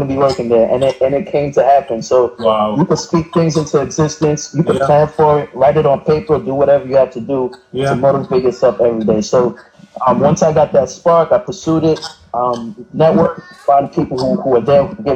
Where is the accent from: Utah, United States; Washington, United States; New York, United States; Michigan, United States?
New York, United States; New York City; I'm from Brooklyn, New York, Flatbush, to be exact.